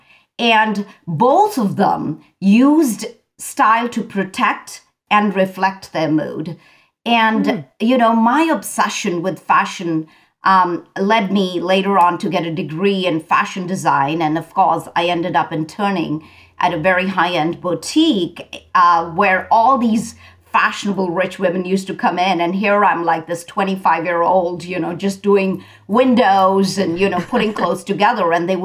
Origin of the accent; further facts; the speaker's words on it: India; I grew up in India.